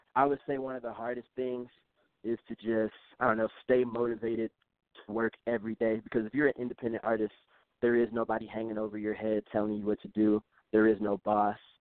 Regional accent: Chicago, Illinois, United States; moved away as an adult; now in Durango, Colorado, United States; I'm from Chicago originally. I'm from the South Side of Chicago

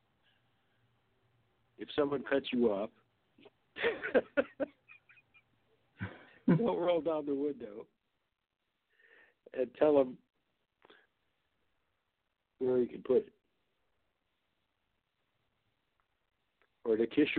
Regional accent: Michigan, United States; In Michigan, my home state

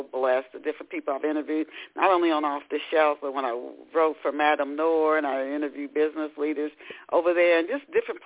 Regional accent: Ohio, United States; I grew up in Ohio

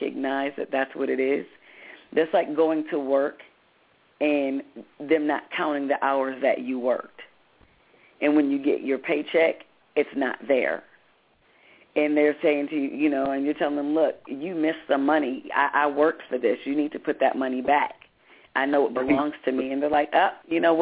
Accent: Grand Rapids, Michigan, United States; I'm originally from Grand Rapids, Michigan

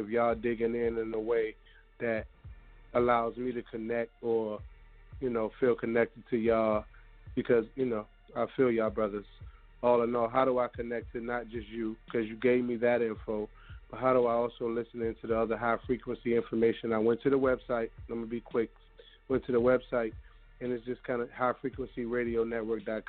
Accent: Virginia, United States; now in Charlotte, United States; I'm from VA

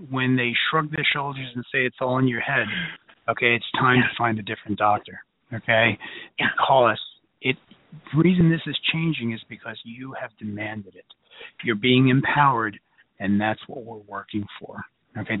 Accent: New York City, New York, United States; I'm from Brooklyn

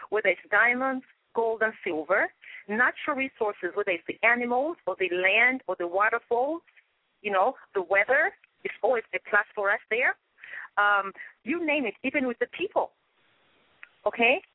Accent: Zambia; moved away as an adult; now in Chicago, United States; I come from Zambia, Central Southern Africa.

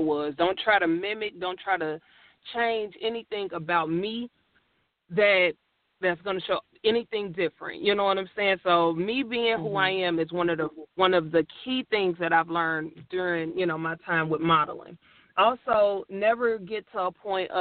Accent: Gary, Indiana, United States; now in Indianapolis, United States; I did some work back when I was at home because I'm originally from Gary, Indiana

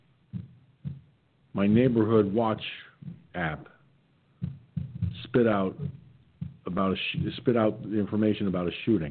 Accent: Peekskill, New York, United States; born or raised there

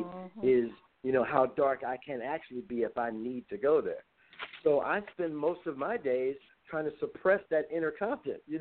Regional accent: Compton, California, United States; I was born and raised in Compton

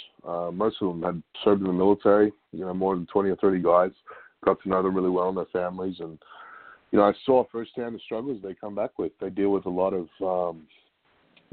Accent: Australia; now in Bellingham, United States; a good friend of mine that I grew up with in Australia from 20 years ago

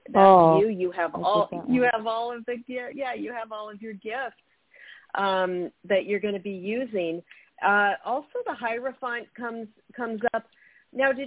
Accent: Federal Way, Washington, United States; moved away; also born or lived in California; That's my hometown. I'm from Federal Way.

